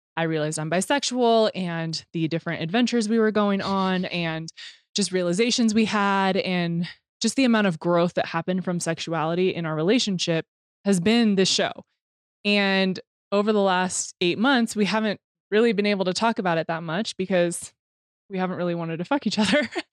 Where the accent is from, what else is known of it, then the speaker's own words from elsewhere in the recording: Temecula, California, United States; moved away; I came from Temecula, which dirt biking and motocross and all that stuff is huge there